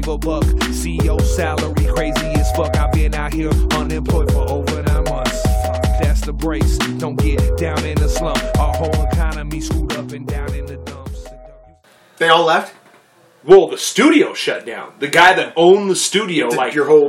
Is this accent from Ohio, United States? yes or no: no; Fairbanks, Alaska, United States; also born or lived in the contiguous United States; all I know is Fairbanks pretty much at this time, except for the little bit of time I grew up in the States, like 12.